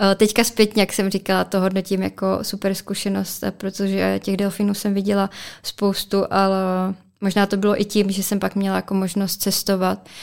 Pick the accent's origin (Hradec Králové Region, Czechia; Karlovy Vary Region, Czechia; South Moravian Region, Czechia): Hradec Králové Region, Czechia; Česká Skalice; já jsem totiž z Český skalice